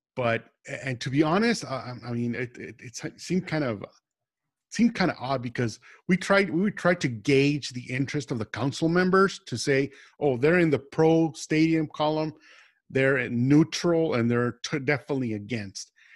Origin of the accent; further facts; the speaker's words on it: El Paso, Texas, United States; moved away as an adult; now in Austin, United States; I'm originally from El Paso, Texas